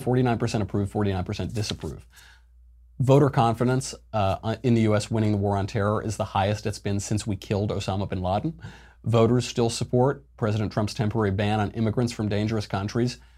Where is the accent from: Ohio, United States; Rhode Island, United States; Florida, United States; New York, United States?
New York, United States; now in Los Angeles, United States; I'm from New York and I live in L